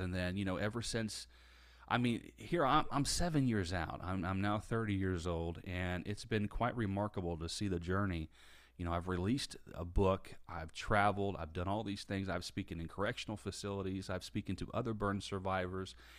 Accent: Indiana, United States; now in Tampa, United States; I grew up in Indiana. I now live in Tampa, Florida.

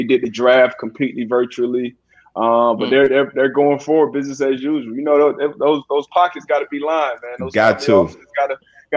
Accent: South Florida, United States; I'm from South Florida

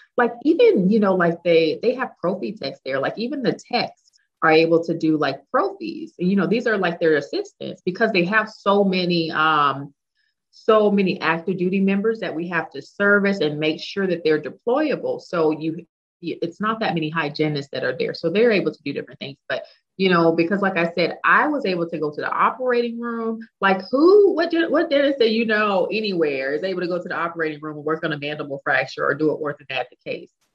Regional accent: Dallas, Texas, United States; moved away as an adult; also born or lived in England / South Carolina; move back to Texas, which is where I'm from. I'm from Dallas

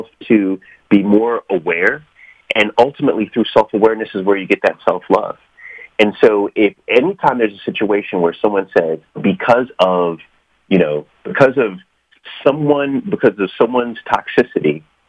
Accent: New York, United States; now in Washington, D.C., United States; I was born in New York. I live in Washington, D.C.

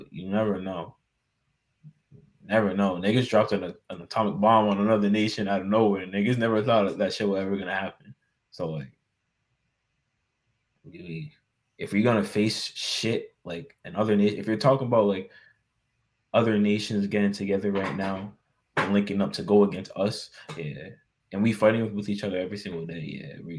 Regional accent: United States

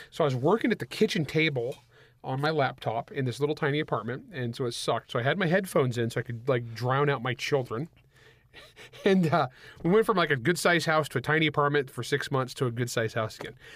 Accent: El Nido, California, United States; I grew up in the San Joaquin Valley of California

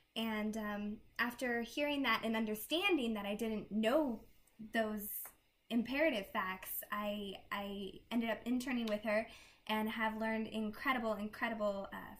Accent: Kamiah, Idaho, United States; I'm from Kamiai, Idaho. It's a small, very small rural town.

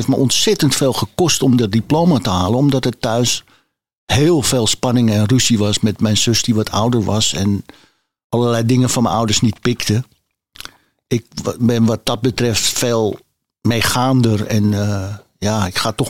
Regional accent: Amsterdam, North Holland, Netherlands; Ik ben geboren in Amsterdam en ik heb hier altijd gewoond.

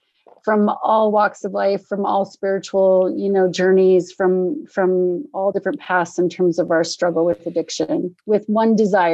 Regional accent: Norfolk, Virginia, United States; born there; also born or lived in Scotland; I was born in Norfolk, Virginia. My father was in the Navy, and but he'd been stationed in Scotland. So I was born here in the US, and then we spent the first year of my life in Scotland

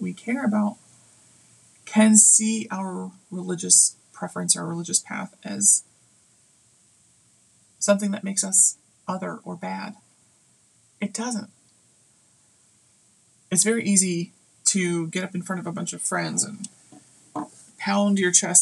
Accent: United States; for me as an American

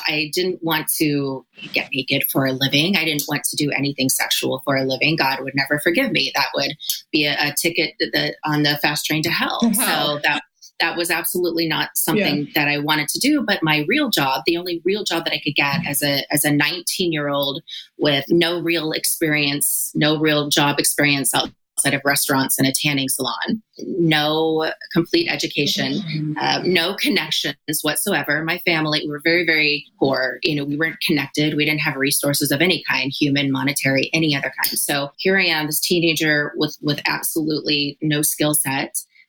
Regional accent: Oklahoma, United States; also born or lived in Virginia; So I was born in Virginia to a military family. My dad was in the military and we moved around a bit, but I was raised primarily in Oklahoma. Also conservative, not just because of the military, but because Oklahoma is the Bible Belt.

